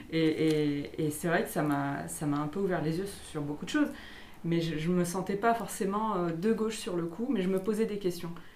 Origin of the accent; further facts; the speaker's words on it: Ardèche, Auvergne-Rhône-Alpes, France; now in Lyon, France; Moi, je viens d'Ardèche